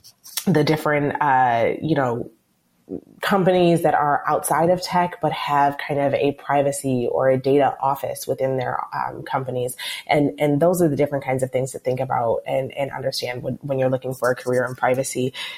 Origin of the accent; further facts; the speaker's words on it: Michigan, United States; I'm from Michigan. I grew up always, you know, commuting from one place to another in a vehicle.